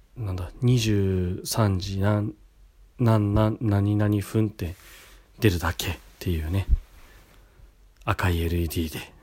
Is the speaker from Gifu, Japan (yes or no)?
no; Kashiwa, Chiba, Japan; 柏市の僕の地元